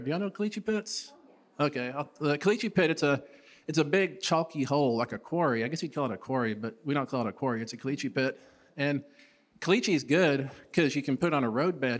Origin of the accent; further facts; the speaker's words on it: Stanton, Texas, United States; also born or lived in Big Spring, Texas; 20 miles east of where I grew up in Stanton